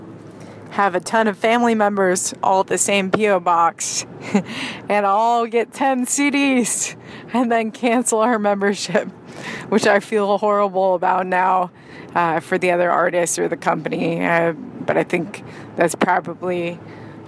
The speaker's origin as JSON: {"language": "English", "area": "San Francisco Bay Area", "region": "California", "country": "United States", "tie": "born or raised there", "also_born_or_lived": "Hawaii", "moved": "yes", "lives_now": "Los Angeles, United States", "said": "I grew up in the Bay Area, in the San Francisco Bay Area, and in Hawaii. Kind of lived between those places growing up"}